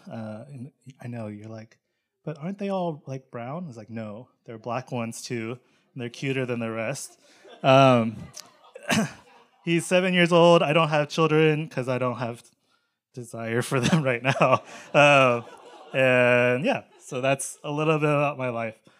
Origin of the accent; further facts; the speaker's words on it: Charlotte, North Carolina, United States; I grew up in Charlotte, North Carolina